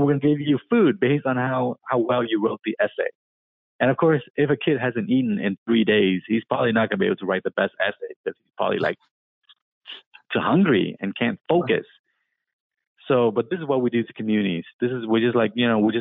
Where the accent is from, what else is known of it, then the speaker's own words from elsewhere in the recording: Vietnam; now in Seattle, United States; I was born in Vietnam.